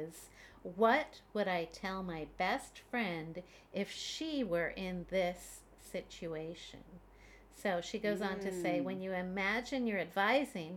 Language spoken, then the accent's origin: English; Canada; now in Beijing, China; I am a Canadian mom living in Beijing, China